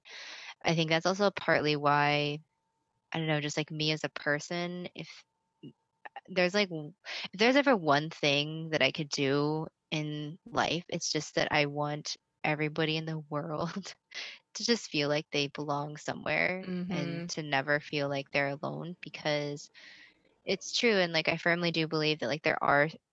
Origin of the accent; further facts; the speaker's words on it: Lebanon, Oregon, United States; I grew up on the West Coast in Oregon, in a pretty small town called Lebanon, Oregon